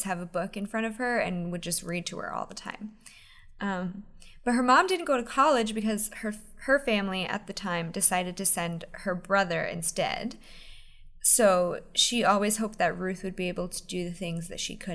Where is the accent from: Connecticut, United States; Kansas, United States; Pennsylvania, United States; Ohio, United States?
Pennsylvania, United States; I grew up in Pennsylvania